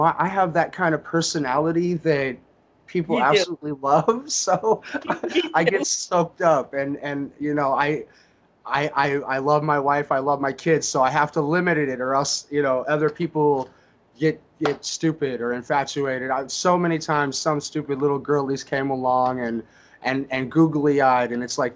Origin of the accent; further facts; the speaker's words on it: Indiana, United States; I grew up in Indiana